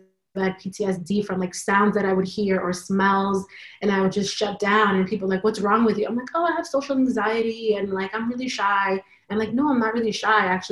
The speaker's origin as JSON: {"language": "English", "region": "New York", "country": "United States", "tie": "born or raised there", "said": "I was born here in New York"}